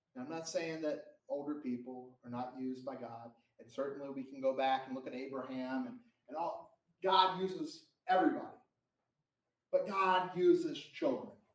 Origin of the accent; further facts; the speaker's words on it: Florida, United States; moved away; I'm from Florida.